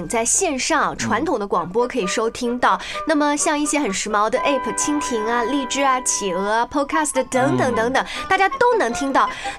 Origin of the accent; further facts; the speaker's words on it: China; 我们中国人特别忙